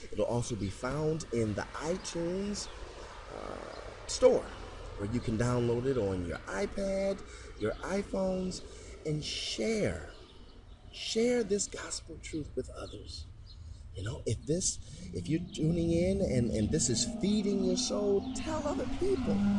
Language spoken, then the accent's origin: English; Detroit, Michigan, United States; I've been raised, born and raised in Detroit, Michigan